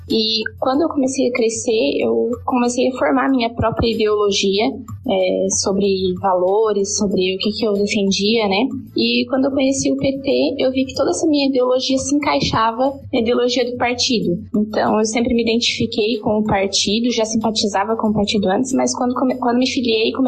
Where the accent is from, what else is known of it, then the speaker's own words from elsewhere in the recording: Brusque, Santa Catarina, Brazil; eu sou de Brusque, em Santa Catarina